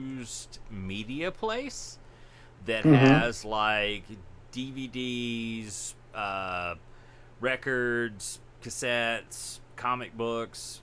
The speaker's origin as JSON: {"language": "English", "region": "Mississippi", "country": "United States", "said": "I'm from Mississippi"}